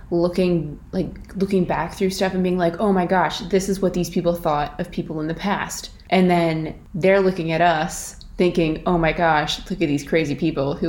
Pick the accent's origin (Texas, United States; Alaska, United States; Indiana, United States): Alaska, United States; moved away as an adult; now in Ireland; I'm obviously not Irish. I'm originally from Alaska